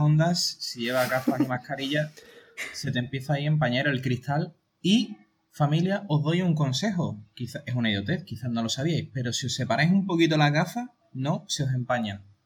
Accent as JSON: {"language": "Spanish", "region": "Andalusia", "country": "Spain", "said": "somos andaluces"}